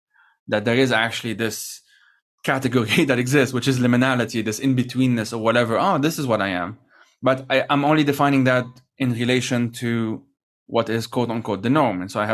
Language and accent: English; France; born there; I was born in France, but I'm not a citizen.